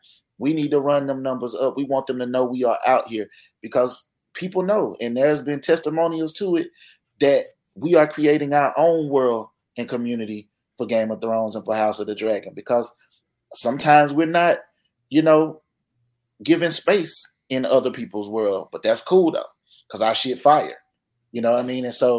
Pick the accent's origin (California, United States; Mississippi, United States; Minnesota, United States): Mississippi, United States; I'm from Mississippi, my nigga.